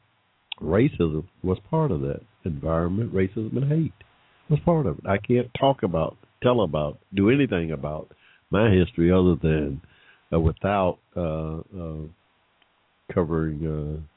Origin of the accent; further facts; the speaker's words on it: Georgia, United States; I was born in 1945 in Georgia